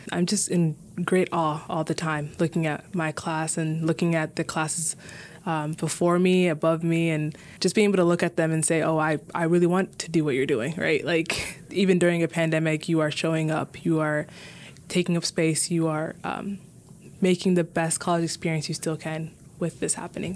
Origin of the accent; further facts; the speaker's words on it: Minneapolis, Minnesota, United States; I was born and raised in Minneapolis